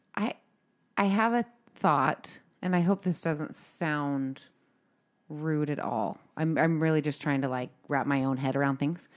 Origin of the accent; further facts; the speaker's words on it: California, United States; now in Utah, United States; I'm originally from California